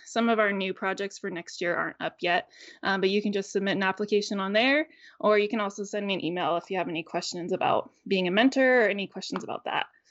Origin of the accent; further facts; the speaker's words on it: United States; also born or lived in Northern California / Northern Idaho / Tacoma, Washington; I grew up in Northern California and Northern Idaho